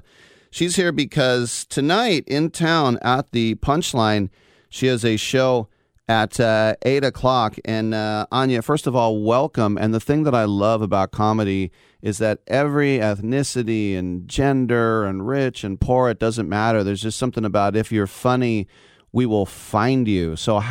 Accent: United States; Yeah, to me, it's funny. As an American, I just it's sort of like it would be like all of New England invading Connecticut.

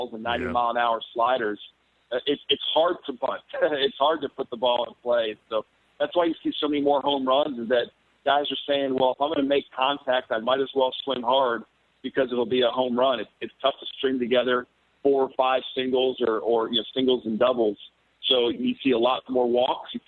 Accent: Baltimore, Maryland, United States; moved away as an adult; also born or lived in Atlanta, Georgia / New York City; my hometown of Baltimore

